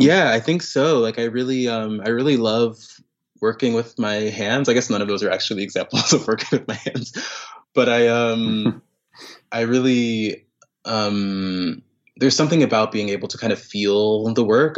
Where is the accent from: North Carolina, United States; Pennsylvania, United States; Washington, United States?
North Carolina, United States; Raleigh; now in New York City, United States; I grew up in North Carolina, um, in Raleigh, North Carolina